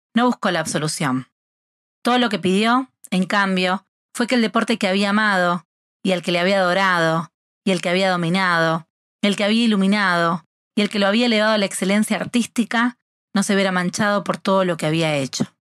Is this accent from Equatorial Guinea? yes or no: no; Rosario, Santa Fe, Argentina; soy argentina